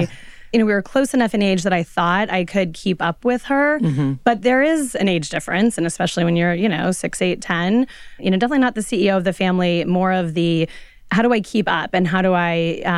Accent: Colorado, United States; moved away; I grew up in Colorado, and it was many decades ago.

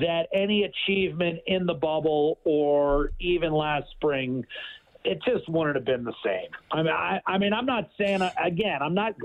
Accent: Pittsburgh, Pennsylvania, United States; born or raised there; now in Edmonton, Canada

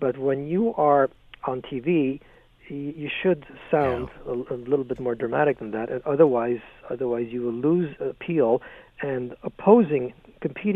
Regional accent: Canada; being Canadian

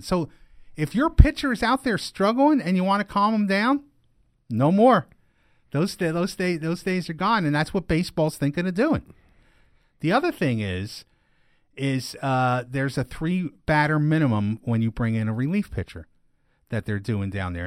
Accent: East Stroudsburg, Pennsylvania, United States; moved away; also born or lived in Scranton, Pennsylvania; my hometown

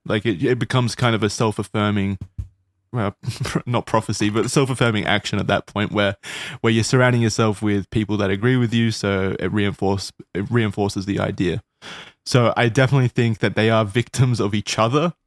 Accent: Australia; accent: Australian; my Australian accent

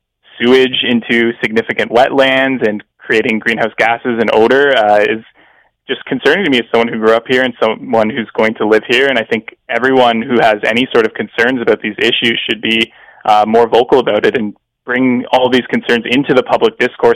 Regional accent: London, United Kingdom; I grew up in London.

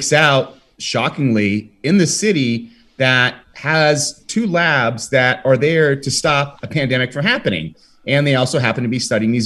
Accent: United States; now in Spain; I'm an American and I live in Spain.

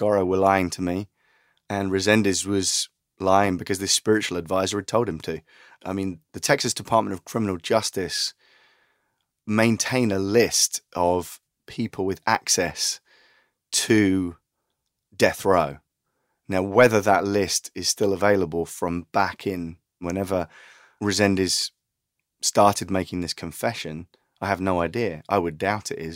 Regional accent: United Kingdom; I'm the British journalist

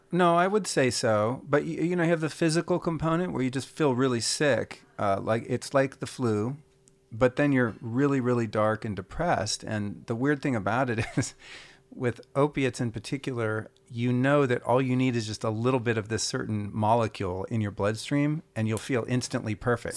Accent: Northern California, United States; also born or lived in Idaho; I'm from Northern California in the '70s, so like I grew up two counties south of Humboldt County

